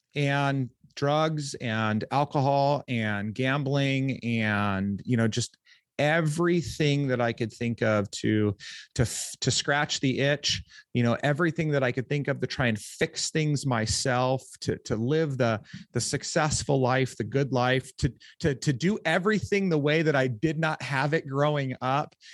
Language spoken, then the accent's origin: English; Orange County, California, United States; Southern California, um, Orange County